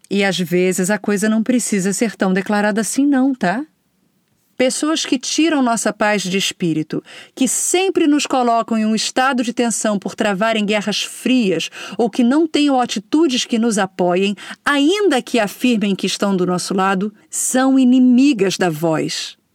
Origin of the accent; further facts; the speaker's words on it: Rio de Janeiro, Brazil; e olha que eu sou carioca, tá?